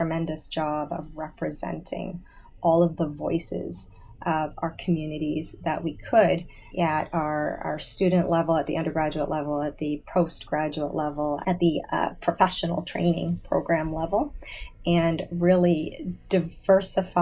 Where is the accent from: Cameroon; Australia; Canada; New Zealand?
Canada; suburban Greater Toronto Area, Ontario; moved away as an adult; also born or lived in Auburn, Alabama, United States; I grew up in suburban GTA. It was very homogeneous